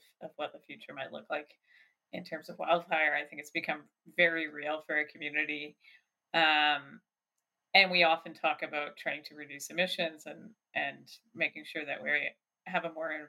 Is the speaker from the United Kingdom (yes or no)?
no; Vancouver, British Columbia, Canada; now in Revelstoke, Canada; the kind of summer day that I grew up with in Vancouver